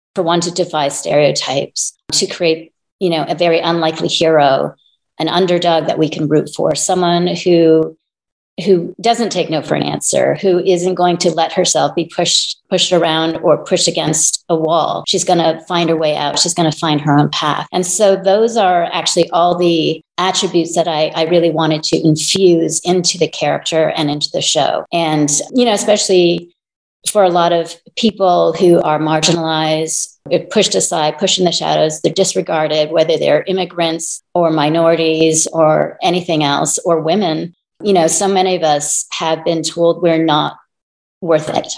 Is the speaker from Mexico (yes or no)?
no; Toronto, Ontario, Canada; now in Los Angeles, United States; I am Chinese Canadian. I'm actually from Toronto.